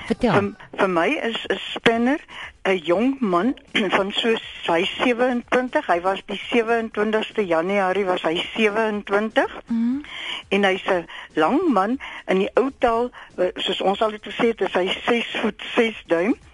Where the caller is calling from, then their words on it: Stilfontein, North West, South Africa; Ja. Ehm um, Amore, my prentjie … van Stilfontein.